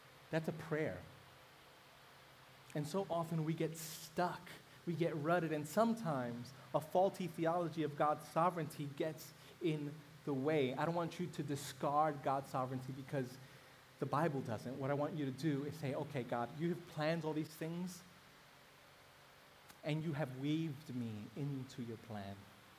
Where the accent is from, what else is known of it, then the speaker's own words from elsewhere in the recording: New York City, New York, United States; I grew up in Brooklyn in a mainly African-American neighborhood